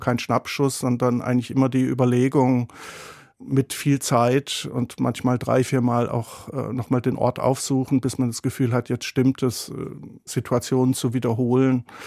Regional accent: south-west Germany, Germany; bei der Bundesbahn in Westdeutschland im äußersten Südwesten, wo ich herkomme

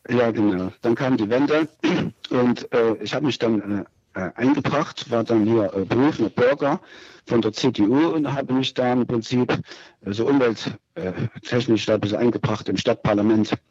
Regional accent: Germany; Ja, also ich bin in der DDR aufgewachsen und ähm, hatte Kontakt mit, dem, mit der Diktatur hier auch.

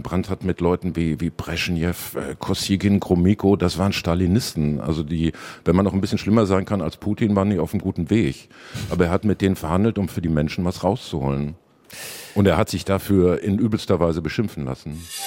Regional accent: Dortmund, North Rhine-Westphalia, Germany

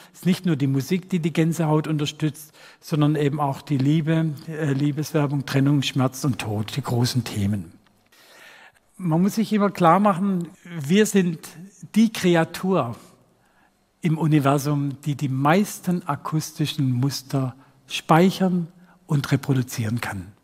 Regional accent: Rottweil, Baden-Württemberg, Germany; accent: Swabian; meine Heimatstadt Rottweil

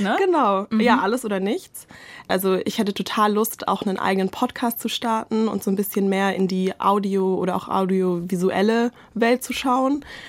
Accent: Swabia, Germany; als Schwäbin

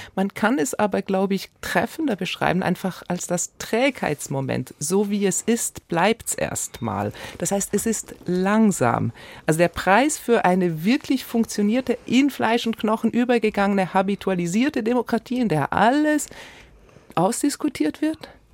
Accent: Switzerland; ich bin ja als Schweizerin natürlich auch die Vertreterin von direktdemokratischen Strukturen

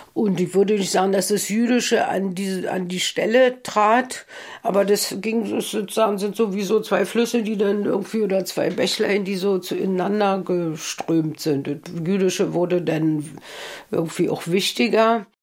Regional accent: Germany; mein Weg als Deutsche und Jüdin, sozusagen als Deutsche

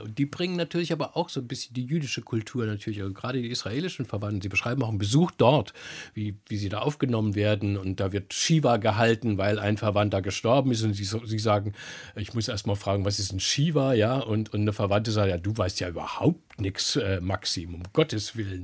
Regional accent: Germany; als Wessi wie ich

